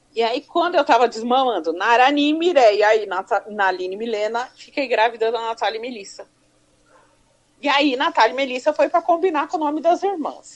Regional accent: Suzano, São Paulo, Brazil; also born or lived in Ipiranga, São Paulo; eu sou paulista do bairro do Ipiranga. Uhum. Mas eu vim para Suzano com três anos de idade. Eu fiz quatro anos em Suzano

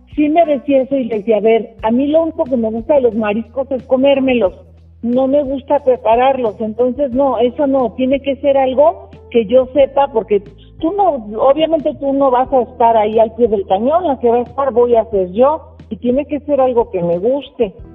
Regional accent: Guadalajara, Jalisco, Mexico; moved away; yo soy originaria de Guadalajara

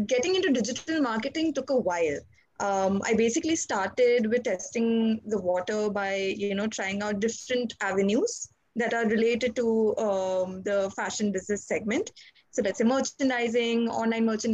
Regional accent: India; I'm from India

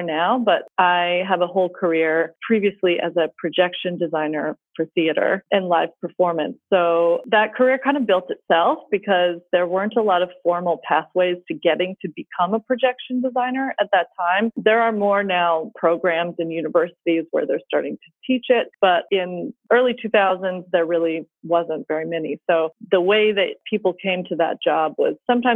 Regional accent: Atlanta, Georgia, United States; moved away as an adult; also born or lived in Pittsburgh / Glasgow; I am originally from Atlanta

